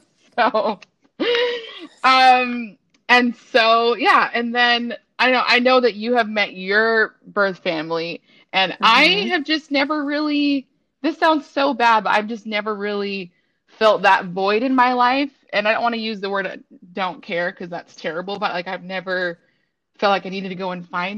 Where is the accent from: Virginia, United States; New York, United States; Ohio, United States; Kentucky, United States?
Virginia, United States; Richmond; I was born in Richmond, Virginia